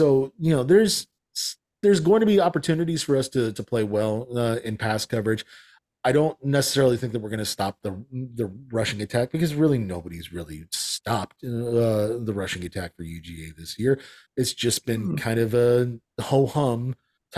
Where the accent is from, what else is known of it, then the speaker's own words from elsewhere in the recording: Atlanta, Georgia, United States; I'm from Atlanta. I'm not from Georgia